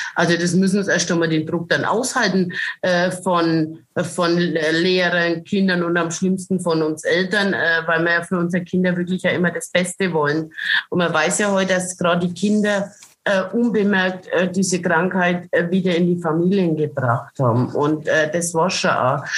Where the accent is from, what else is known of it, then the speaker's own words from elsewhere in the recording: Franconia, Bavaria, Germany; Ich stehe zu meinen fränkischen Vereinen. Und äh, was sagt man als Fränkin?